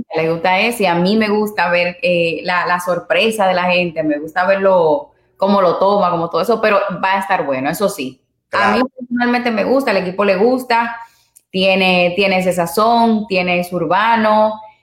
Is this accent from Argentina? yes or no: no; Santiago de los Caballeros, Santiago, Dominican Republic; now in Puerto Rico; soy dominicana de pura cepa, de Santiago, allá en República Dominicana